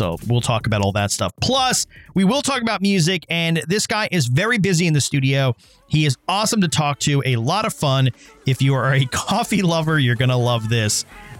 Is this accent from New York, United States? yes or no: yes; New York, United States; I'm a New Yorker. I've been here for God knows how long, and I can't get it out of my system.